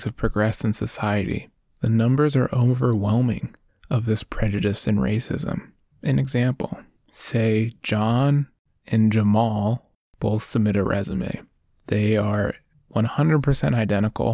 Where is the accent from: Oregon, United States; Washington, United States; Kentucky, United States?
Oregon, United States; I grew up in Oregon